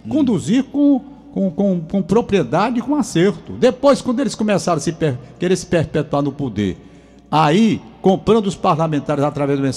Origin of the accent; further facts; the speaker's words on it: Fortaleza, Ceará, Brazil; Eu estou dizendo o meu olhar, como cearense, como fortalezense.